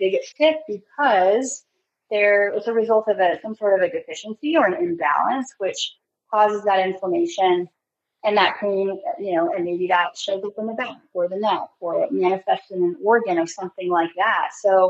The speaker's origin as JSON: {"language": "English", "region": "California", "country": "United States", "lives_now": "Texas, United States", "said": "So, you know, I came from California. California has pretty strict standards when it comes to their state board of pharmacy"}